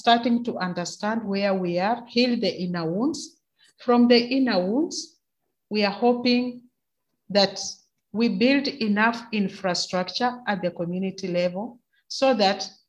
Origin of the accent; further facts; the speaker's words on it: Kenya; As a Kenyan woman